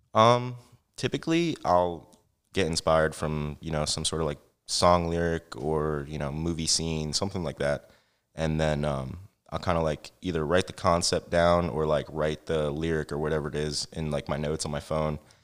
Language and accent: English; Franklin Township, New Jersey, United States; now in Easton, Pennsylvania, United States; I was actually born in New Jersey.